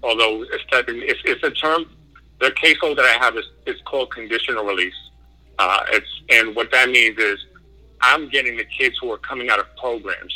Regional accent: New York City, New York, United States; I'm originally from New York City, mm-hmm. uh, in the in the Bronx

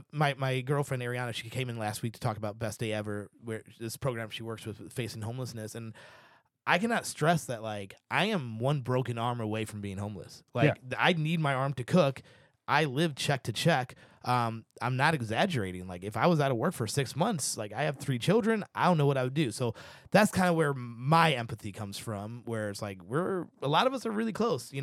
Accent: St. Louis, Missouri, United States; Okay, cool. I'm from St. Louis.

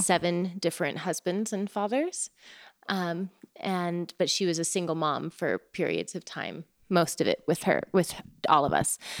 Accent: Oregon, United States; moved away as an adult; also born or lived in Taos, New Mexico; Growing up in Oregon, where it was wet most of the time and gray most of the time

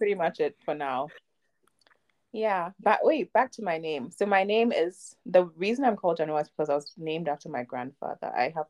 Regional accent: Germany; also born or lived in Ghana; I was born and raised in Ghana till I was six, and then I moved to Germany when I was six, and I've been here ever since, in the same house, in the same room, actually, and same street.

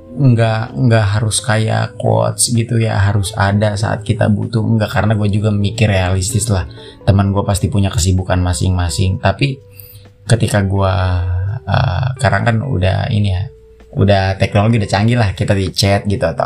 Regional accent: Bogor, West Java, Indonesia; gue asli Bogor kelahiran tahun huru hara ya 98

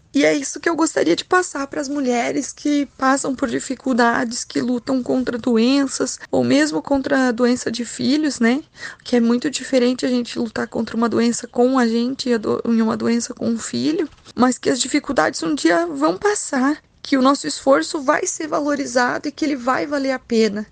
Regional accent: Tunas, Rio Grande do Sul, Brazil; also born or lived in Segredo; sou natural de Linha Nossa Senhora Aparecida, Tunas

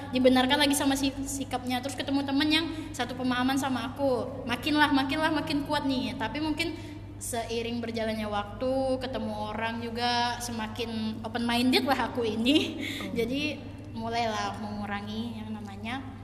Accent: Batam, Riau Islands, Indonesia; aku lahir di Batam tapi orang tua aku Palembang

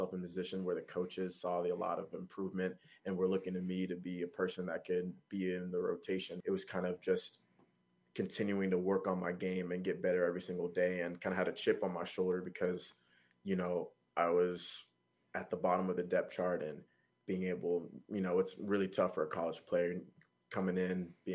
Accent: Georgia, United States; also born or lived in New York; I was born in New York actually, but lived my whole life in Georgia

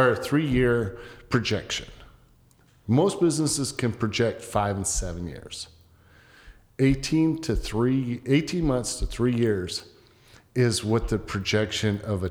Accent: Rapid City, South Dakota, United States; moved away; growing up in Rapid City, South Dakota. It's a small town. It's only mm-hmm. 60,000 people.

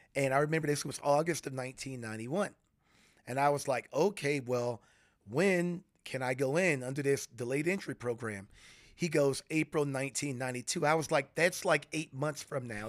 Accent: Florida, United States; moved away as an adult; growing up in Florida

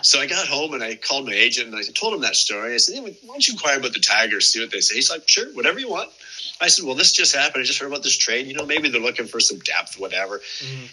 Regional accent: Windsor, Ontario, Canada; the University of Windsor, which is at home here in my hometown

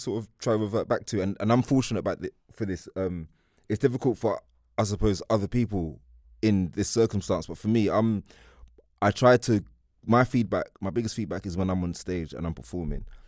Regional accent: London, United Kingdom; I'm from East London

